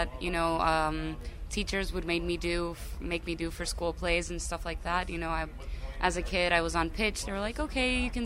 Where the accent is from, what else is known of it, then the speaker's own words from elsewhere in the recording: Chicago, Illinois, United States; moved away; also born or lived in Greece; Born and raised in Chicago, then moved to Greece. Now I'm back in Chicago